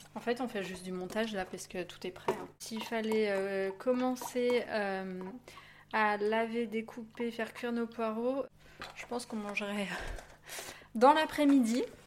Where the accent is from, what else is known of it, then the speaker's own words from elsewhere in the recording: Annecy, Auvergne-Rhône-Alpes, France; grandi donc à Annecy, euh, je vis encore ici